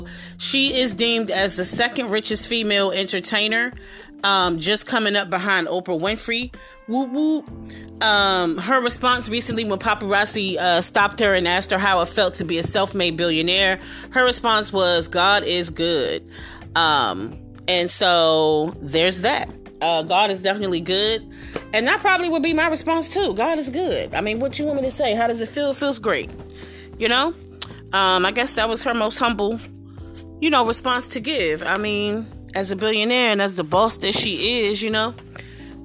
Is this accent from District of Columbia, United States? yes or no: yes; Washington, District of Columbia, United States; my hometown.